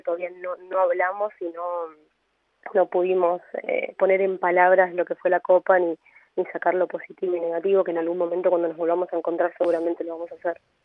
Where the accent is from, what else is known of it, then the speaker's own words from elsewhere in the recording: Chaco, Argentina; yo soy de Chaco